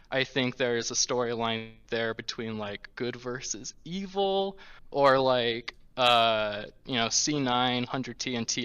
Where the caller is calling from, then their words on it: Cedar City, Utah, United States; Hello, I'm calling from Cedar City, Utah.